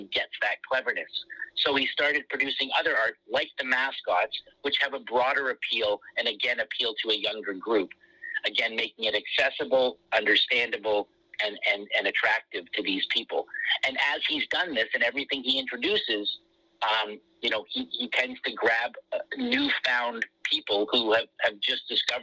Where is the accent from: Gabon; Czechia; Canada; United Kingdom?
Canada; both being Canadian